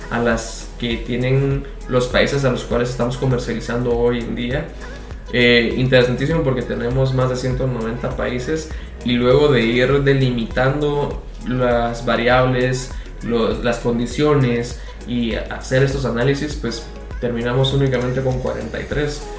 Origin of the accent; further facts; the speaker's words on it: Guatemala; como guatemalteco